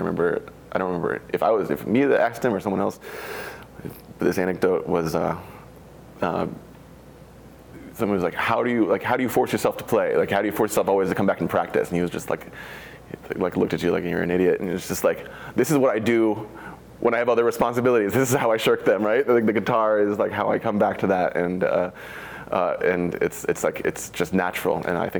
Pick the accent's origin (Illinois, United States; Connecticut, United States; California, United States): Connecticut, United States; moved away as an adult; now in Oregon, United States; Yeah, I'm from New England. I was born and raised in Connecticut. not really a wine region by any means, but I did grow up a little bit around wine.